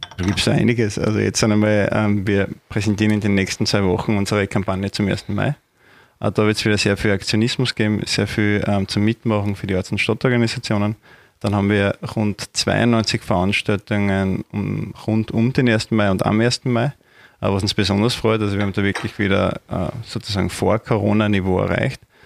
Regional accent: Judenburg, Styria, Austria; moved away as an adult; now in Graz, Austria; bin in der Obersteiermark, genauer gesagt in Junburg aufgewachsen

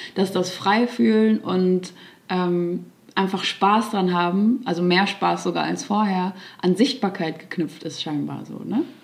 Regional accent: Erftstadt, North Rhine-Westphalia, Germany; moved away as an adult; now in Cologne, Germany; Fünf Minuten entfernt ist mein Elternhaus. Da bin ich groß geworden und dann vor vier Jahren nach Köln gezogen.

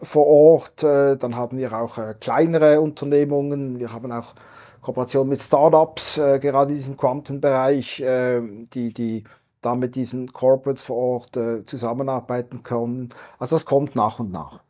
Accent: Basel, Basel-Stadt, Switzerland; Basel tickt anders, war ja mal ein offizieller Slogan meiner Heimatstadt

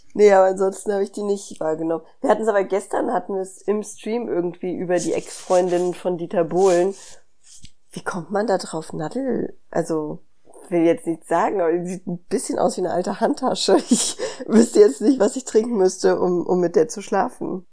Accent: Hanau, Hesse, Germany; ich bin ja in Hanau groß geworden

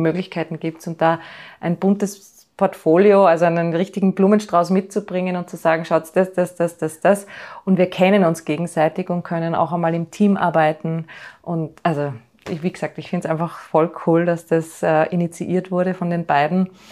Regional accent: Austria; bei uns in Österreich

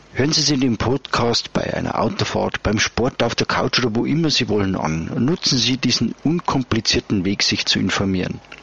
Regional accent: Upper Bavaria, Germany; bei uns in Oberbayern

